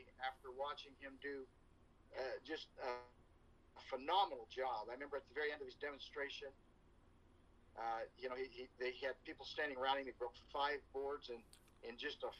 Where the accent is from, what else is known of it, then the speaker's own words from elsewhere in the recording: Redondo Beach, California, United States; I was raised in Redondo Beach, California